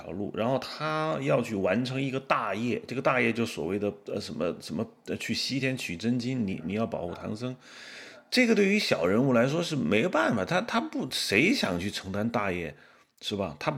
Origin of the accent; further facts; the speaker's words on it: China; 因为我是大陆人，你也是大陆人